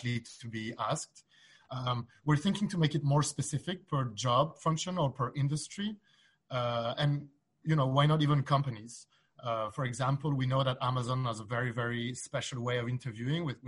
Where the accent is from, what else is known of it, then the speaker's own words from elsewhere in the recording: Belgium; I'm from Belgium, and in Belgium, we speak three different languages